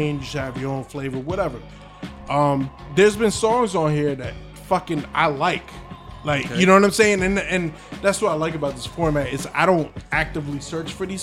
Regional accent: New Jersey, United States; we grew up in Jersey

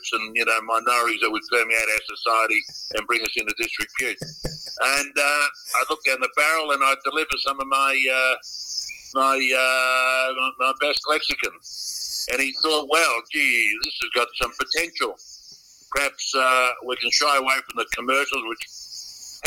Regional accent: Myrtleford, Victoria, Australia; also born or lived in Perth / Manjimup / Gunbower; He got an offer to share crop in Gunbow and then in Myrtleford, where I spent the majority of my upbringing

